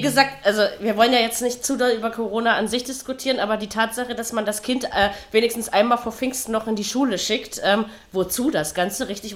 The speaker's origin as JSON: {"language": "German", "region": "East Germany", "country": "Germany", "tie": "born or raised there", "said": "ich bin in der DDR aufgewachsen"}